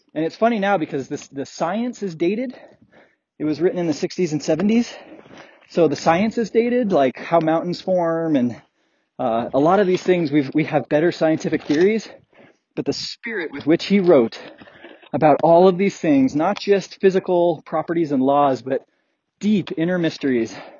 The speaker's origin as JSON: {"language": "English", "region": "Colorado", "country": "United States", "tie": "born or raised there", "said": "growing up in Colorado"}